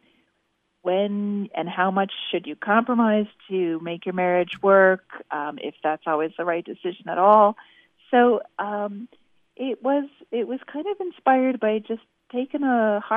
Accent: Connecticut and Massachusetts, New England, United States; I'm a Yankee and born and raised in Connecticut and Massachusetts

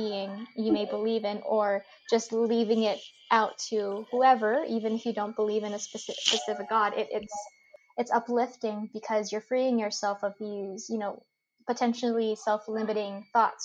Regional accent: United States; accent: super American; my accent is super American

